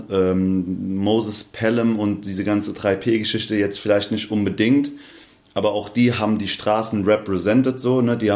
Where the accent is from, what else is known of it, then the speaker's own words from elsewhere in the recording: Aschaffenburg, Bavaria, Germany; born there; also born or lived in Hanau / Darmstadt; Ich bin in Aschaffenburg geboren. Dann äh, Hanau und genau. dann Darmstadt.